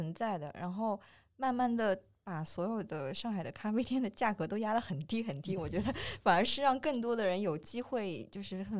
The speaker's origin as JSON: {"language": "Chinese", "town": "Wuxi", "region": "Jiangsu", "country": "China", "said": "我是无锡的话"}